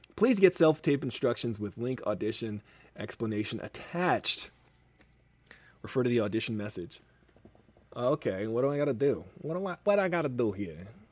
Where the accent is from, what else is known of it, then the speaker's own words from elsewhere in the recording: Bay Shore, New York, United States; moved away as an adult; now in Los Angeles, United States; I'm from New York